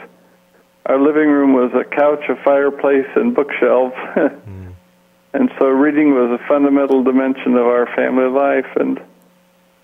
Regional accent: San Francisco, California, United States; moved away as an adult; also born or lived in Portland, Oregon / South Carolina / Toronto, Canada / Shawnigan Lake, British Columbia; now in McMinnville, United States; I grew up in San Francisco, California

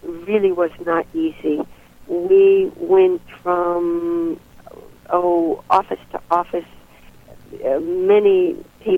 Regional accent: United States; also born or lived in Bulgaria; now in Cape Cod, United States; as an American

